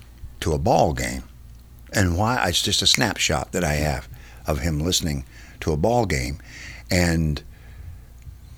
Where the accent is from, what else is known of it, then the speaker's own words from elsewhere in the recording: Lebanon, Kentucky, United States; moved away as an adult; also born or lived in Huntsville, Alabama / San Antonio, Texas; now in Nashville, United States; by the time we had settled in Lebanon, where my father would stay for 21 years as the pastor of Woodlawn Baptist Church. So that's where I spent my, I always tell people that's where I spent my formative years